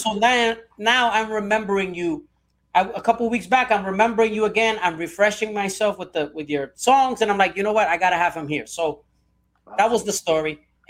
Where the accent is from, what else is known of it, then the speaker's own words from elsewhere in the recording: Puerto Rico; I'm also Puerto Rican myself.